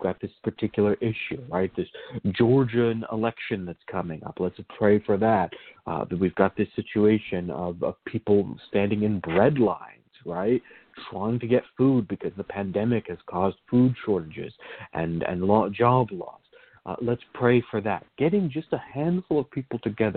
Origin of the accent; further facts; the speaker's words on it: Virginia, United States; I grew up in Virginia